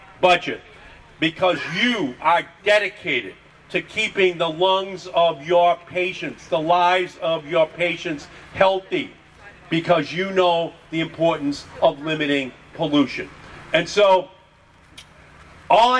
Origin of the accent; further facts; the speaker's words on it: Boston, Massachusetts, United States; I'm an Irish Catholic politician from Boston.